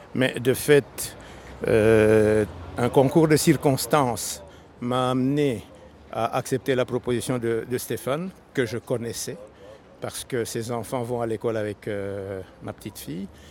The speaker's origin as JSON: {"language": "French", "country": "DR Congo", "moved": "yes", "lives_now": "Belgium", "said": "Je suis originaire du Congo ex-belge"}